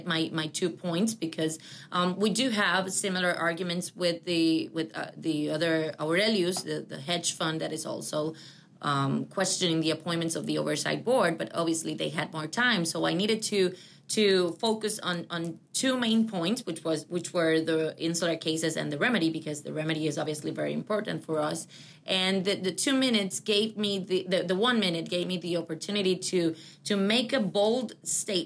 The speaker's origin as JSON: {"language": "English", "country": "Puerto Rico", "said": "I am from Puerto Rico and I'm living the second class citizenship that Puerto Ricans have"}